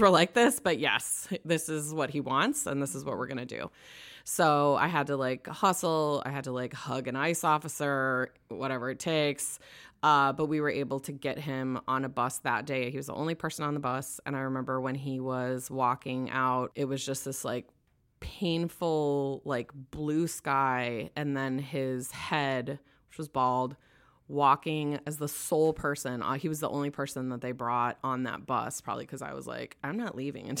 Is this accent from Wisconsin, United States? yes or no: yes; Wisconsin, United States; now in Los Angeles, United States; I'm from Wisconsin